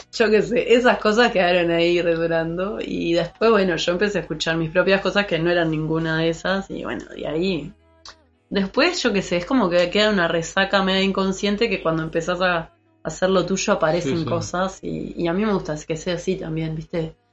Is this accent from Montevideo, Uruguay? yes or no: yes; Montevideo, Uruguay; also born or lived in Treinta y Tres; de Montevideo, ah, eh, oriunda de Montevideo.